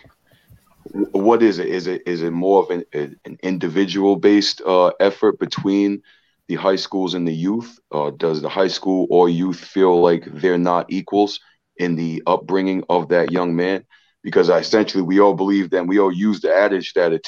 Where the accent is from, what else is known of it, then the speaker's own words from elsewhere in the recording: Maryland, United States; I'm actually originally from Maryland. I was born in Maryland.